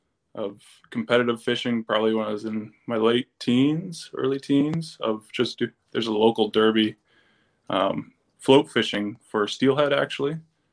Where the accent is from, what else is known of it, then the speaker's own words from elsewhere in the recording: Barrie, Ontario, Canada; I'm from Barrie, Ontario, which is about an hour north of Toronto. It's pretty much directly in between Georgian Bay and Toronto.